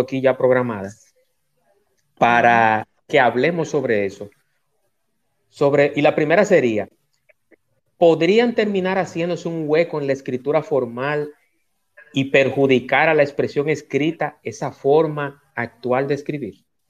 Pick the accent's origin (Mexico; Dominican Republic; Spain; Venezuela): Dominican Republic; mi país, porque soy dominicano